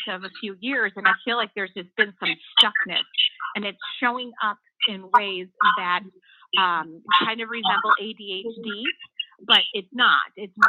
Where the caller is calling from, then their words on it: Lake Bluff, Illinois, United States; calling from Lake Bluff, Illinois.